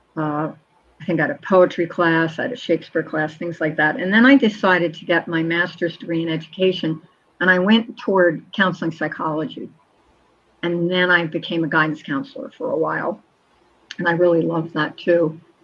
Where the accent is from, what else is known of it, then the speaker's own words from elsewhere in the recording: Collingswood, New Jersey, United States; A Collingswood Christmas because I placed it in my hometown where I grew up